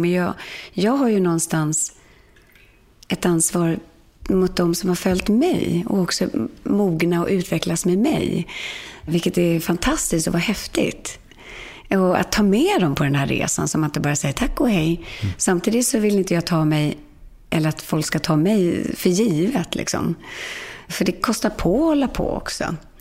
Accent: Sweden; komma hem till Sverige

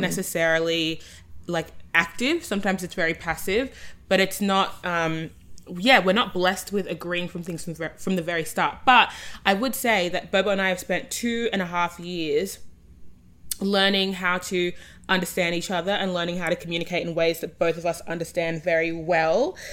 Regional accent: Australia; accent: Australian; I'm the Australian voice

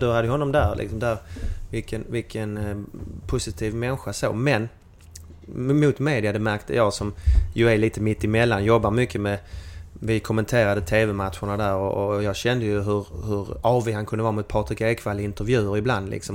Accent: Malmö, Skåne, Sweden; hallå hallå från arbetarstaden Malmö

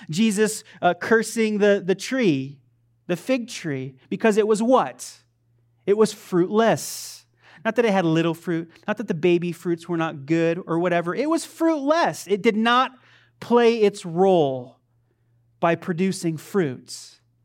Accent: Pahrump, Nevada, United States; I grew up in Pahrump.

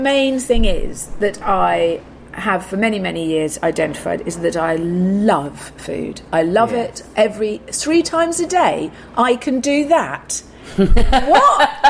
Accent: England, United Kingdom; I mean, I'm very English and polite

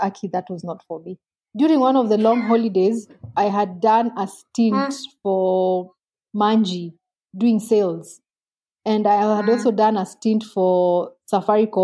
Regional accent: Nairobi, Kenya; I grew up a bit in Nairobi. My dad worked in Nairobi a bit and I really didn't enjoy it

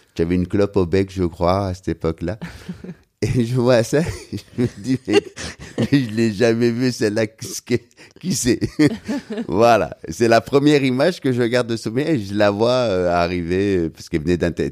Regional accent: Algiers, Algeria; moved away as an adult; now in Paris, France; on a grandi tous les deux en, Algérie, et puis on a quitté l'Algérie à peu près au même moment

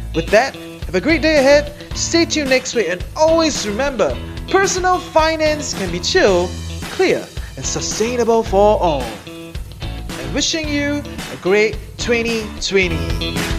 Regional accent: Singapore; As a Singaporean making Sing dollar

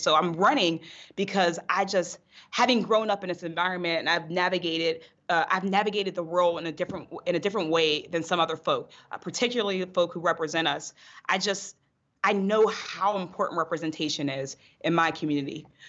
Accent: North Braddock, Pennsylvania, United States; I grew up in North Braddock, Pennsylvania, outside of Pittsburgh

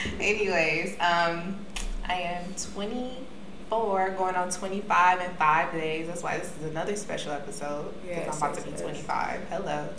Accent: Lancaster, California, United States; I was raised in Lancaster, California, which is the AV.

